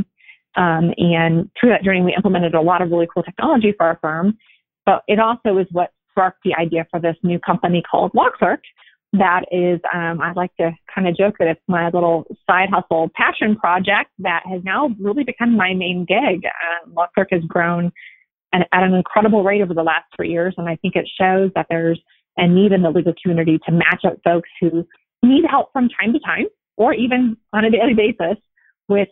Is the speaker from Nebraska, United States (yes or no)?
yes; Nebraska, United States; moved away as an adult; now in Las Vegas, United States; I grew up in Nebraska in a small town, went to college there, law school there